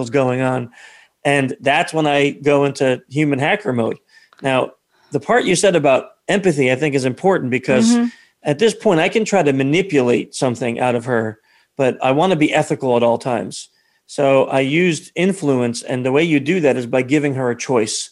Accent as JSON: {"language": "English", "region": "New York", "country": "United States", "said": "we're from New York. I'm from New York, too."}